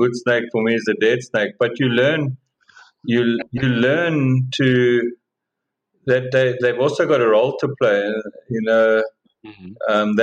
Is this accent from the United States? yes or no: no; South Africa; as a South African